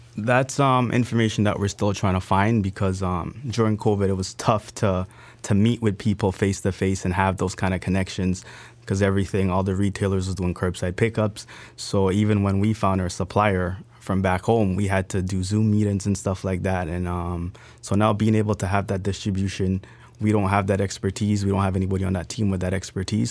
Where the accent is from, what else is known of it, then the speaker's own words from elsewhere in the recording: Canada; also born or lived in Grenada; I was brought up in Grenada. I was raised in Canada. When my mom brought me here, we didn't really have much.